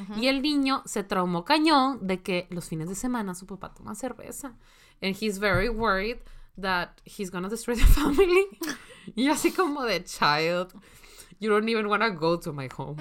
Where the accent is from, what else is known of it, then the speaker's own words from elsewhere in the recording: Monterrey, Nuevo León, Mexico; si soy de Monterrey